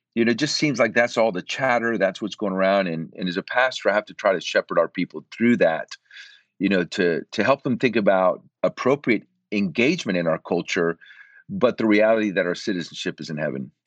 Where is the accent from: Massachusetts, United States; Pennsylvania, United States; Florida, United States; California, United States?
Florida, United States; Central; moved away as an adult; also born or lived in Puerto Rico; now in Austin, United States; I'm originally from Puerto Rico. And at eight years of age, we moved from Puerto Rico to Central Florida